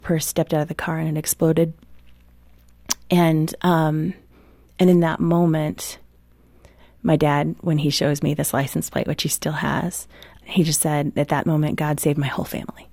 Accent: Midwest, United States; I grew up in the Midwest

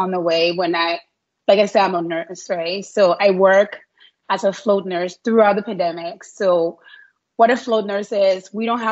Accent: Liberia; moved away as an adult; now in Canada; I'm from, like, born and raised in Liberia, West Africa.

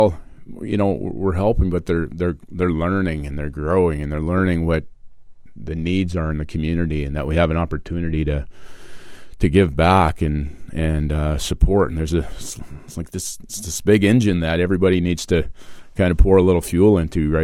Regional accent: Steinbach, Manitoba, Canada; I grew up playing here in Steinbach and I'm a resident here

